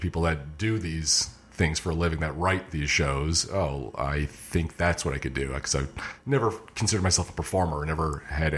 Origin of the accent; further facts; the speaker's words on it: Michigan, United States; moved away as an adult; also born or lived in New York; I grew up in Michigan. Born and raised, colleged in Michigan